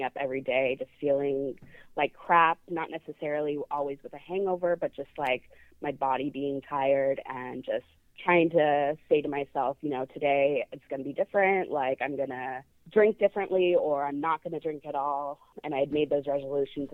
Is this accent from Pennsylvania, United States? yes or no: no; San Francisco, California, United States; I was born and raised in San Francisco.